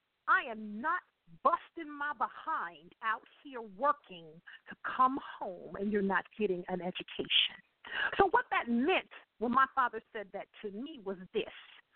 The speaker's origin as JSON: {"language": "English", "town": "Akron", "region": "Ohio", "country": "United States", "tie": "born or raised there", "said": "So his time at home was very limited because we lived up north, being born and raised in Akron, Ohio"}